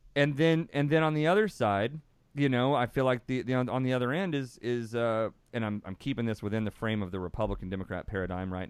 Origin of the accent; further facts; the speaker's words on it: Texas, United States; being born and raised in Texas